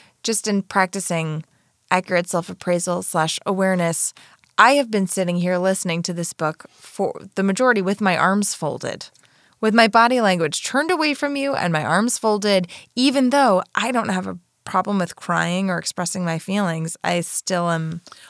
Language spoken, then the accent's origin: English; Florida, United States; I grew up in Florida.